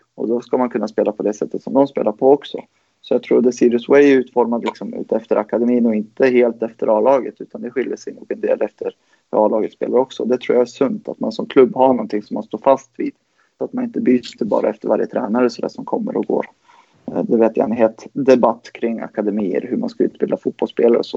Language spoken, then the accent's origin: Swedish; Gävle, Gävleborg County, Sweden; moved away as an adult; now in Uppsala, Sweden; jag är född i Uppsala. Jag kom till Gävle när jag var två